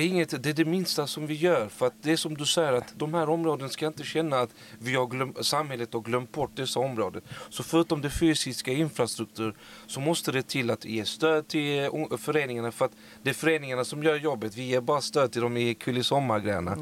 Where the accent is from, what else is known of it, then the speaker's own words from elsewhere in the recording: Malmö, Skåne, Sweden; jag har vuxit upp på Bennetsväg